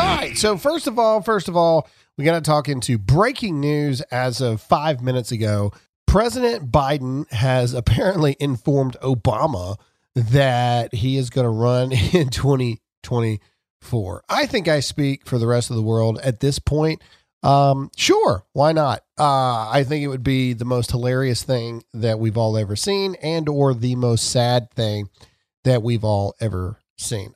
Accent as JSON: {"language": "English", "region": "Mississippi", "country": "United States", "said": "I'm from Mississippi."}